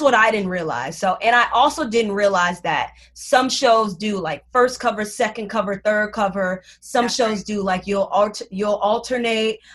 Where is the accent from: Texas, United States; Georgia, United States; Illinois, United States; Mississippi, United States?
Illinois, United States; Chicago; moved away as an adult; now in New York, United States; back home because I'm from Chicago